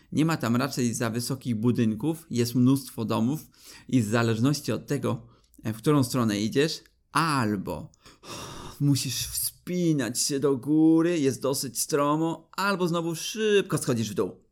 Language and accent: Polish; Poland; jesteśmy trzema niedźwiedziami z Polski